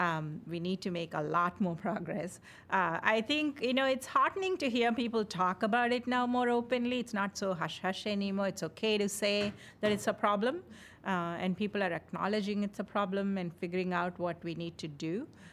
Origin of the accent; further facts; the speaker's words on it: India; moved away as an adult; now in United States; I came from India.